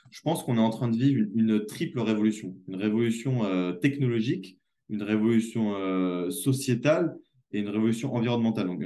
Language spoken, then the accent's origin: French; France; j'avais beau revenir chez moi en France dans cette espèce de luxe et d'opulence qu'on